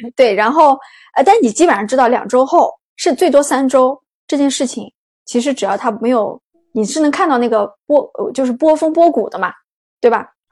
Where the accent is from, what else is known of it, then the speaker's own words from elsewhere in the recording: northern China, China; moved away; 我是北方人